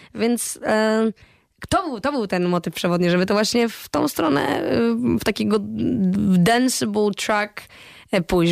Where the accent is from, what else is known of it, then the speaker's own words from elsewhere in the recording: Poland; byłam ja, z Polski